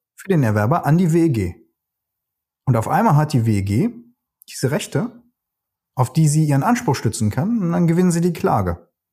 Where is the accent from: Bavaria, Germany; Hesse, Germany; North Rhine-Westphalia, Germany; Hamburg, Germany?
North Rhine-Westphalia, Germany; Cologne; moved away; ich bin Ex-Kölner